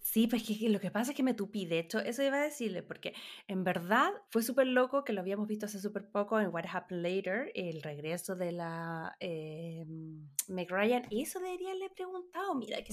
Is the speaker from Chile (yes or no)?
yes; Chile; vengo de Chile